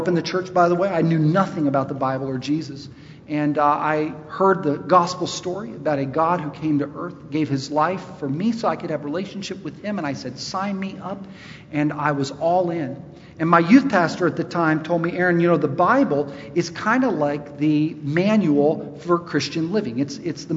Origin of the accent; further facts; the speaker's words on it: Charlotte, North Carolina, United States; I'm from Charlotte, my people